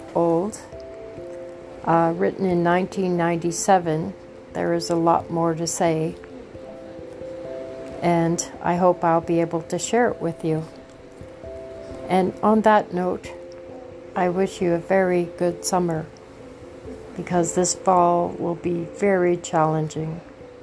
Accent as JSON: {"language": "English", "country": "Canada", "said": "I am a Canadian"}